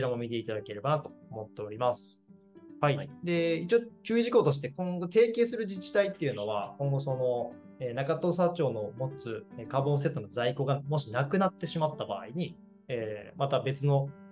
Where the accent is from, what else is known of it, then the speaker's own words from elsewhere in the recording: Kagawa, Japan; 僕、香川県出身なんで